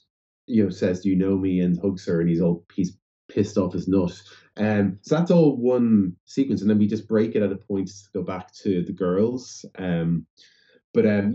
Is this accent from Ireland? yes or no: yes; Ireland; growing up there